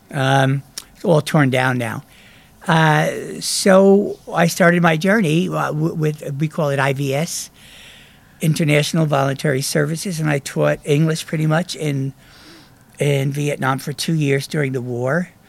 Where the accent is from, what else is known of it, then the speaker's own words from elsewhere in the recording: New Jersey, United States; accent: New Jersey; moved away as an adult; Big accent, New Jersey yeah. accent. I still have it, but it was stronger.